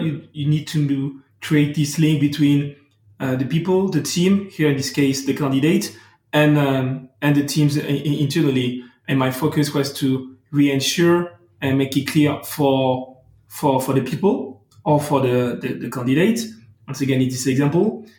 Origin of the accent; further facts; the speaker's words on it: France; accent: French; English is a second language; I'm talking English, as you can hear, but with a beautiful French accent. So I'm not bilingual.